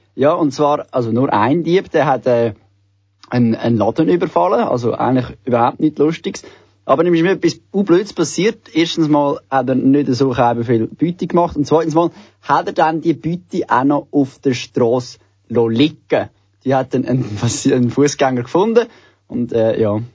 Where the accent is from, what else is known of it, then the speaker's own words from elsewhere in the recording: Switzerland; bei uns in der Schweiz